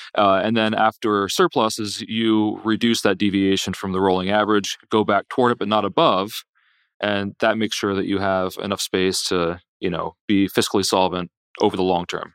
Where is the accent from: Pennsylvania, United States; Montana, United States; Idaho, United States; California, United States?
Pennsylvania, United States; now in Virginia, United States; I grew up in Pennsylvania and live in Virginia